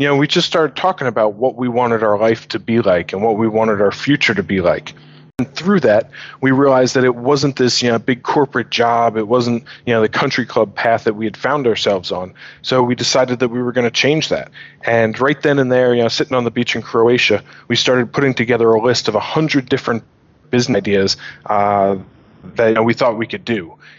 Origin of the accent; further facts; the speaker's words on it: New York, United States; moved away as an adult; now in London, United Kingdom; We started the business together a couple years ago when we were in London, but we're both originally from New York.